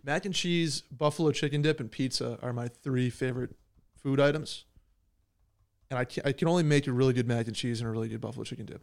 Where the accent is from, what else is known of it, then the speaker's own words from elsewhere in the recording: Upstate New York, United States; I am from New York